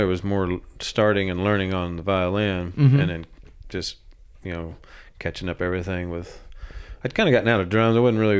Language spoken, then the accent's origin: English; Illinois, United States; moved away as an adult; also born or lived in Nashville; hey, I'm from Illinois